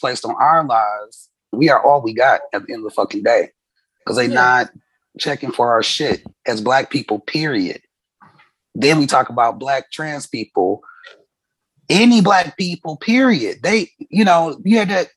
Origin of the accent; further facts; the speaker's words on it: Milwaukee, Wisconsin, United States; I'm from Milwaukee. It's down the street from Chicago